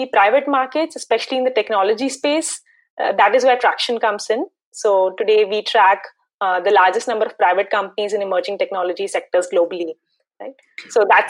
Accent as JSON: {"language": "English", "town": "Mumbai", "region": "Maharashtra", "country": "India", "tie": "born or raised there", "said": "So I have, I'm born and brought up in Bombay. So IIT Bombay was my choice of college."}